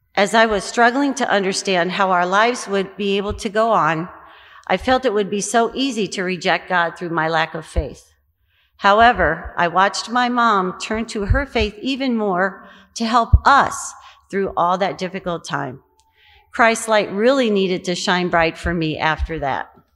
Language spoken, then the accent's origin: English; Quincy, Illinois, United States; My faith journey began many years ago in my hometown of Quincy, Illinois